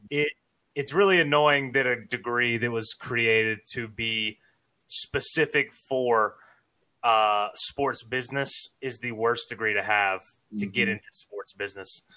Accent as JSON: {"language": "English", "town": "Savannah", "region": "Georgia", "country": "United States", "tie": "born or raised there", "moved": "as an adult", "lives_now": "Florida, United States", "said": "I'm originally from Savannah. Actually, I was born and raised there"}